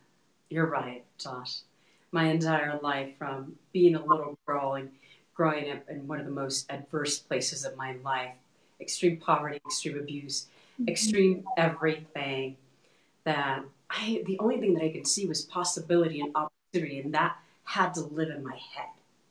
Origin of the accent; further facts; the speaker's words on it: Texas, United States; now in Colorado, United States; So we're originally from Texas and we moved from point A to point B.